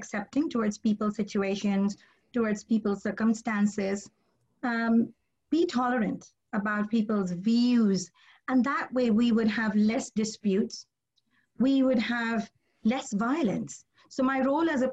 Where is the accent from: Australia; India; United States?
India; I'm Indian